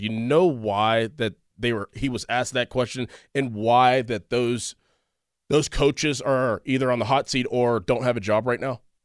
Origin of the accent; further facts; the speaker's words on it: Pittsburgh, Pennsylvania, United States; I grew up in Pittsburgh